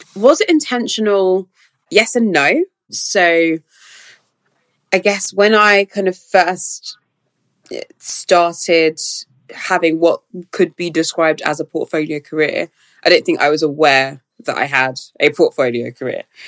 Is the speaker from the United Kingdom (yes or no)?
yes; London, United Kingdom; growing up in South London